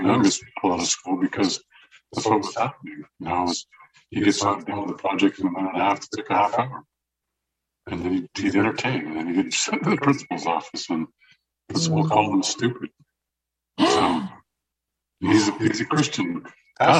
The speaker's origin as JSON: {"language": "English", "town": "Cupertino", "region": "California", "country": "United States", "tie": "born or raised there", "said": "I went to Monta Vista."}